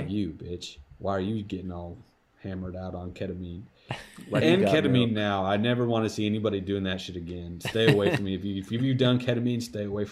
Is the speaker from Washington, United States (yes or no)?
yes; Edmonds, Washington, United States; also born or lived in Lynnwood, Washington; I grew up in Edmonds